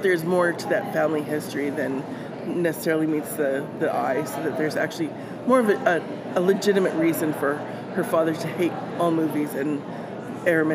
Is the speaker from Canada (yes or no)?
yes; Winnipeg, Manitoba, Canada; I am from Winnipeg, Manitoba, Canada